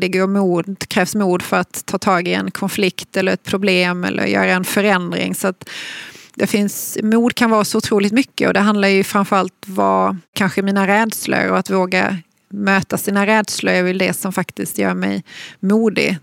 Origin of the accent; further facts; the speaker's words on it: Malmö, Skåne, Sweden; jag är ju född och uppvuxen i Malmö